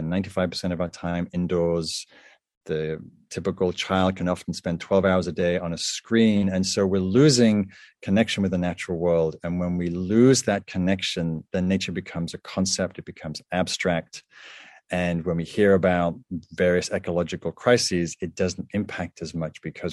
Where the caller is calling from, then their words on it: California, United States; I am calling in from California